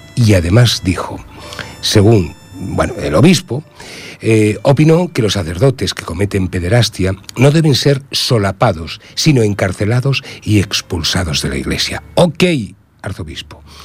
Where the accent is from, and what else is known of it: Spain